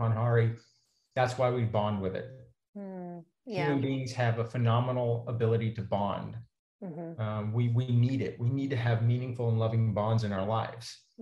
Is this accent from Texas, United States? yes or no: yes; Texas, United States; I grew up in Texas, immersed in a culture of meat eating